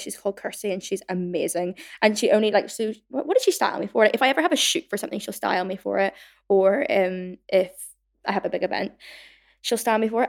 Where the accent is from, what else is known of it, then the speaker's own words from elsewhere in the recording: Northern Ireland, United Kingdom; now in London, United Kingdom; growing up in Northern Ireland